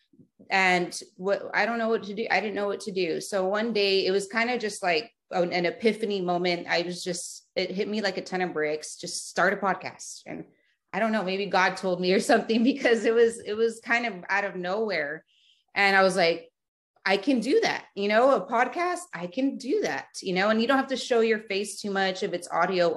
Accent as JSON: {"language": "English", "town": "Edinburg", "region": "Texas", "country": "United States", "tie": "born or raised there", "also_born_or_lived": "McAllen, Texas", "moved": "as an adult", "said": "I'm born and raised in the Rio Grande Valley of South Texas. I was born in McAllen, Texas, raised in Edinburgh, Texas. So I lived there my whole life. And then I moved around 24"}